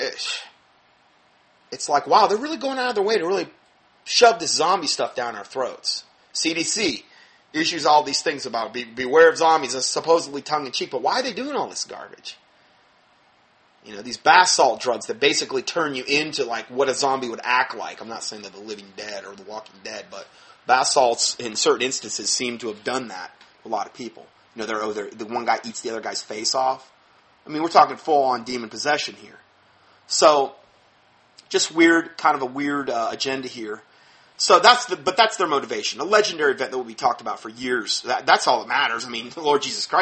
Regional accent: Fort Myers, Florida, United States; moved away; my hometown, where we came from in Fort Myers.

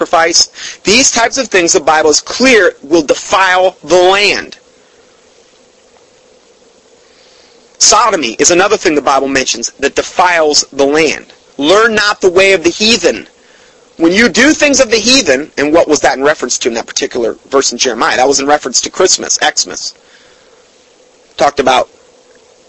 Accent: Fort Myers, Florida, United States; my hometown. And Fort Myers, Florida

